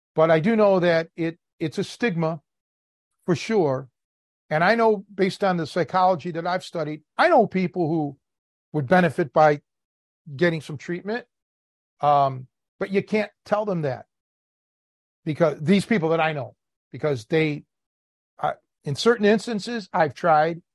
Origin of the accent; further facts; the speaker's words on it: Cleveland, Ohio, United States; moved away; growing up in Cleveland